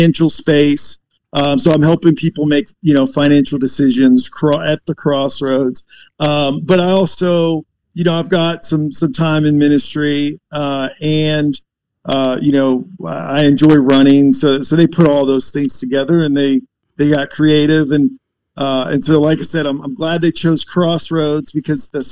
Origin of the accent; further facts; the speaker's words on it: Florida, United States; also born or lived in Virginia / Tennessee; now in North Carolina, United States; technically I was born in Virginia, but I don't claim that as home because I spent most of my life in Florida on the beaches and hiding from hurricanes.